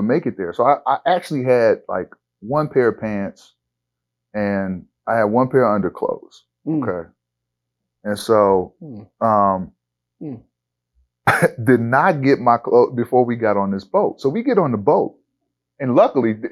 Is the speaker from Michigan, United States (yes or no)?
yes; Lansing, Michigan, United States; also born or lived in Detroit, Michigan; I grew up in Lansing, Michigan. I was born in Lansing, Michigan, but I grew up kind of between Detroit and Lansing, Michigan.